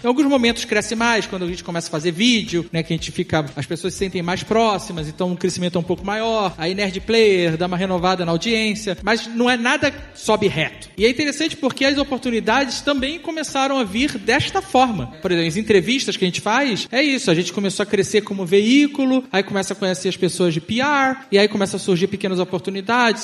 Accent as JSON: {"language": "Portuguese", "town": "Itaiandu", "region": "Minas Gerais", "country": "Brazil", "tie": "born or raised there", "said": "A cidade onde eu cresci, Itaiandu"}